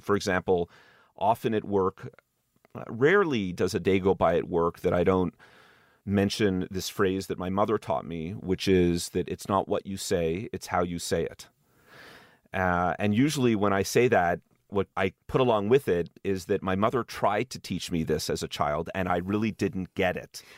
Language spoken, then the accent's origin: English; Montreal, Quebec, Canada; moved away; I grew up in Montreal